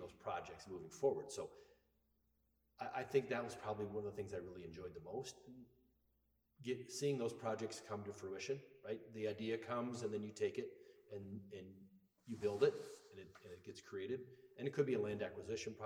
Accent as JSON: {"language": "English", "town": "Guttenberg", "region": "Iowa", "country": "United States", "tie": "born or raised there", "also_born_or_lived": "Fayette, Iowa / Linn County, Iowa / Black Hawk County, Iowa", "moved": "as an adult", "lives_now": "Bellevue, United States", "said": "I'm actually originally from Guttenberg."}